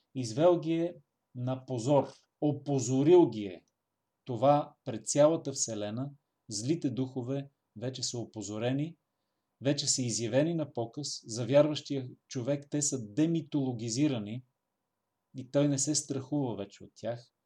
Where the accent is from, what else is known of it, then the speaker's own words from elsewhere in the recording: Bulgaria; нас българите